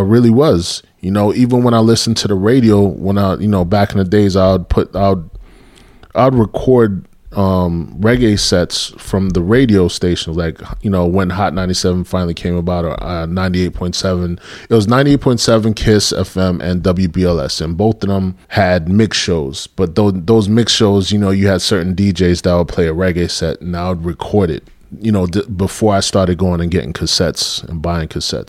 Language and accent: English; New York City, New York, United States; moved away as an adult; growing up in New York, you know, I had a heavy influence with Caribbean music